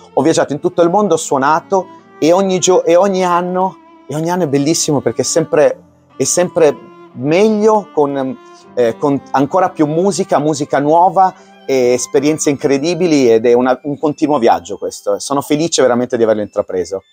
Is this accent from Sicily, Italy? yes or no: yes; Palermo, Sicily, Italy; now in Como, Italy; sono di Como acquisito perché sono nato a Palermo. Ci tengo molto perché le mie, le mie origini sono siciliane.